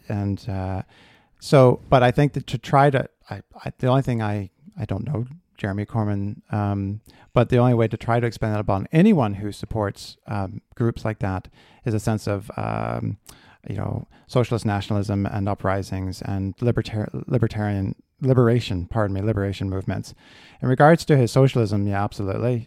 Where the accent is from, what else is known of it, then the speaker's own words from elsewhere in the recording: United States; moved away as an adult; now in Belfast, United Kingdom; as an American